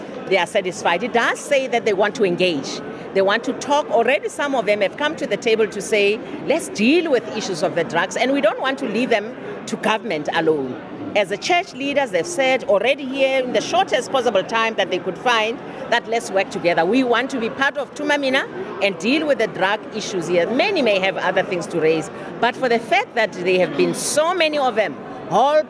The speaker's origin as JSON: {"language": "English", "country": "South Africa", "said": "being South African"}